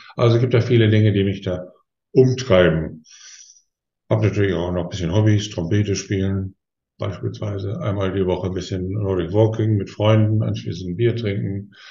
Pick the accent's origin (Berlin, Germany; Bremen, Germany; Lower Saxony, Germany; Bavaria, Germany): Lower Saxony, Germany; Osnabrück; meiner Heimatstadt Osnabrück